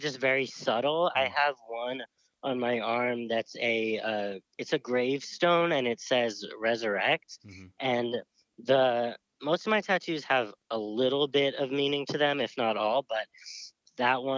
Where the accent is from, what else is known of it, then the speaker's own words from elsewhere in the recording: the North, United States; I was raised in the North